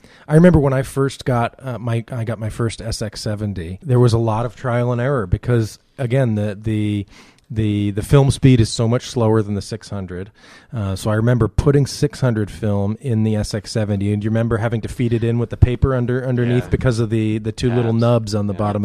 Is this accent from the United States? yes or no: yes; Massachusetts, United States; I am from Massachusetts